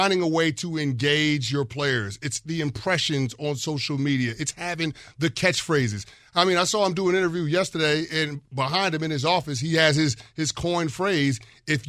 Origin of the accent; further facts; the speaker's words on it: New York City, New York, United States; I have three brothers, but we grew up in New York City in the 80s